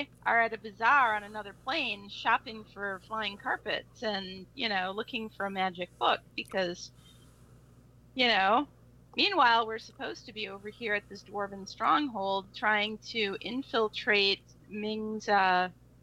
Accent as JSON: {"language": "English", "town": "Chicago", "region": "Illinois", "country": "United States", "said": "we're all from Chicago"}